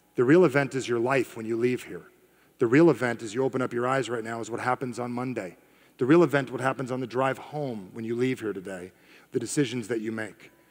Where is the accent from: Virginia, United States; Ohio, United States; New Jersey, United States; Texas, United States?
New Jersey, United States; I am from Jersey